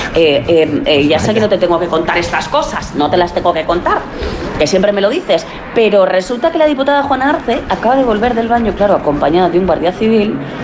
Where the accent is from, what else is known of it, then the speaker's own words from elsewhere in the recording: Aragon, Spain; also born or lived in Madrid; yo soy aragonesa, pero muy madrileña también